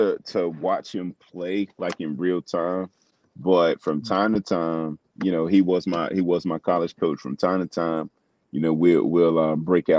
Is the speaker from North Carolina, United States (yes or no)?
yes; Newton Grove, North Carolina, United States; Which is not far from my hometown, Newton Grove, North Carolina, Cumberland County. Eastern North Carolina